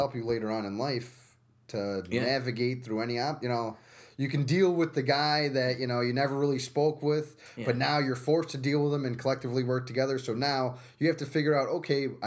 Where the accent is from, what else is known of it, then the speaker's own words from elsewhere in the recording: Utica, New York, United States; also born or lived in Albany, United States; At St. Luke's Hospital in Manhattan, and then moved up here when I was 4 years old